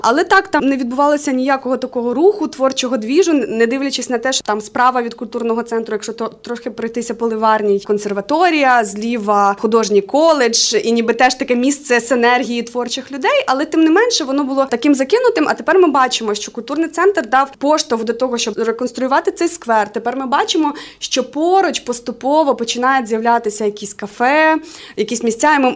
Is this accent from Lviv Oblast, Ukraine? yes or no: no; Khmelnytskyi Oblast, Ukraine; moved away as an adult; also born or lived in Kyiv; now in Dnipro, Ukraine; Я взагалі з родом з Хмельницького. Там зараз живуть мої батьки, мій брат